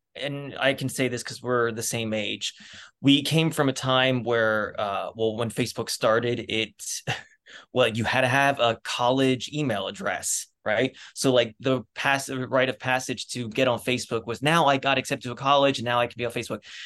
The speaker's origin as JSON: {"language": "English", "town": "Reading", "region": "Pennsylvania", "country": "United States", "tie": "born or raised there", "moved": "yes", "said": "grew up outside of Reading, Pennsylvania, which is about an hour north west of Philadelphia"}